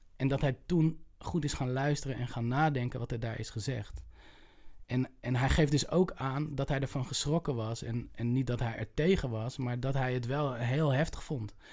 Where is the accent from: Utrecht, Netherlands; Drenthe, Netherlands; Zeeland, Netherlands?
Utrecht, Netherlands; ik kom uit Utrecht